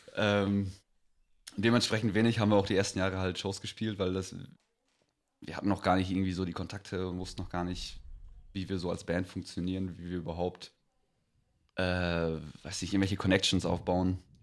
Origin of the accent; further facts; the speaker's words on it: Greven, North Rhine-Westphalia, Germany; wir kommen aus, äh, aus Greven, also Kaff bei Münster